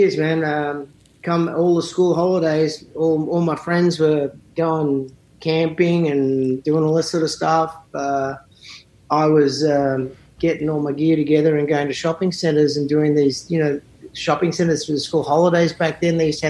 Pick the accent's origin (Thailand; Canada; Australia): Australia; Sydney, New South Wales; moved away as an adult; also born or lived in St Leonards, Sydney; now in Nashville, United States; I grew up in a suburban area called Northbridge, which was about 15 minutes from the centre of Sydney, maybe 20.